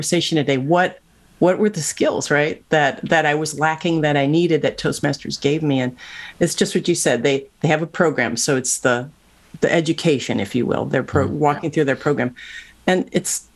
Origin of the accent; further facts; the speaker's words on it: Cleveland, Ohio, United States; moved away as an adult; now in Silicon Valley, United States; I grew up in Cleveland, Ohio